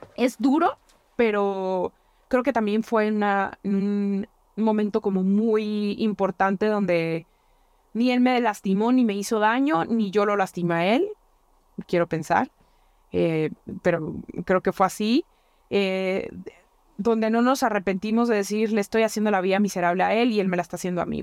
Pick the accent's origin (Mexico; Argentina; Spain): Mexico; La Piedad, Michoacán; moved away; mi tierra, a la piedad